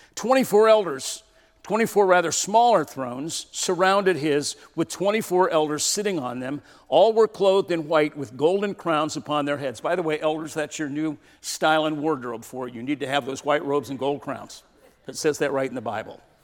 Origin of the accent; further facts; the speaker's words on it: California, United States; moved away; also born or lived in Portland; I grew up in California